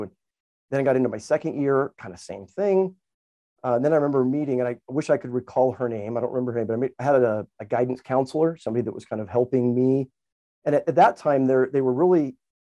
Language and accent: English; Highland, Utah, United States; I still remember being up American Fork Canyon. I grew up in Highland area